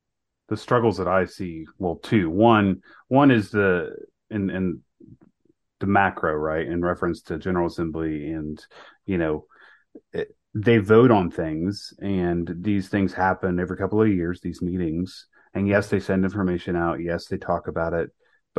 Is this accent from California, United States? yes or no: no; Mississippi, United States; I was born in Mississippi